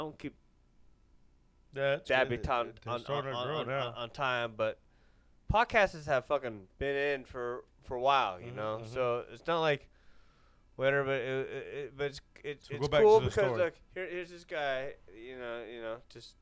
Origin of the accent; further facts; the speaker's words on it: Huntington Beach, California, United States; where I grew up in Huntington Beach